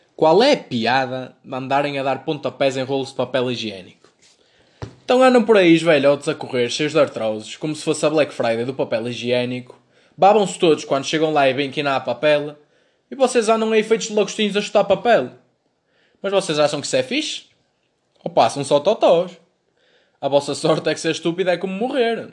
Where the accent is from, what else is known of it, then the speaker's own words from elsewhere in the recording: Braga, Norte, Portugal; accent: Braga; sou de Braga